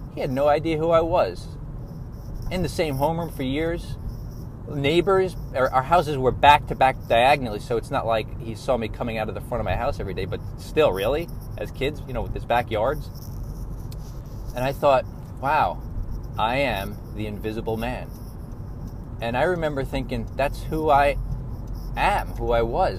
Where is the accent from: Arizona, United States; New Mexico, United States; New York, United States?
New York, United States; I was born and raised in New York